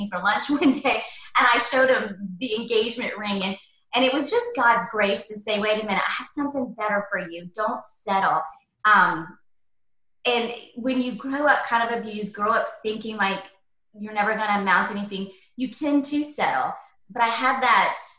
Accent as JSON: {"language": "English", "town": "Atlanta", "region": "Georgia", "country": "United States", "tie": "born or raised there", "also_born_or_lived": "London", "said": "I grew up in Atlanta, Georgia, out in, used to be like country, but now it's grown, but out in East Cobb, lived there most of my life until I got married."}